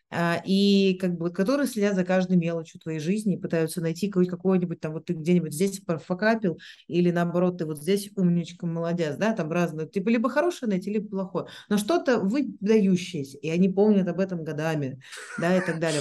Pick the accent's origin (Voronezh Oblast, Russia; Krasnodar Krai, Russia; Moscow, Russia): Moscow, Russia; moved away; also born or lived in Switzerland / Singapore; я там родилась в Москве, я училась в Швейцарии, я жила в Сингапуре